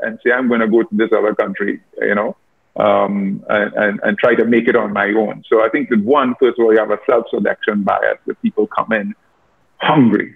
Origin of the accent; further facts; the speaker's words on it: Trinidad & Tobago; moved away as an adult; I'm from Trinidad